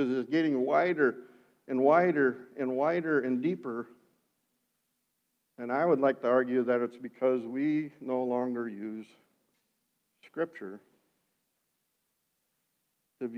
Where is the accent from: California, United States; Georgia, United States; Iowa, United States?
Iowa, United States; Sioux County; white Dutch and growing up in Sioux County